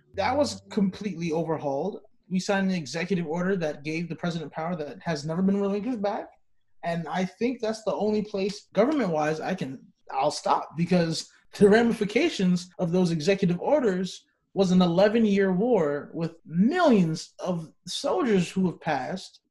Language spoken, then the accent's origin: English; New York City, New York, United States; moved away; I'm from Brooklyn, New York